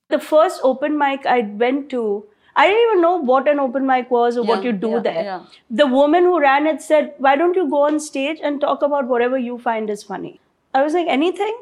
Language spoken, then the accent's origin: English; India; now in United States; I came from India and India is anything but small